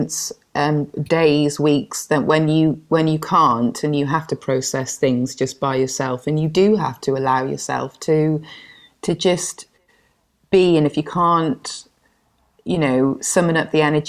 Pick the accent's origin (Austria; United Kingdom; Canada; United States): United Kingdom; Penarth, Wales; also born or lived in Spain; now in Cardiff, United Kingdom; I grew up in Pennar, just outside of Cardiff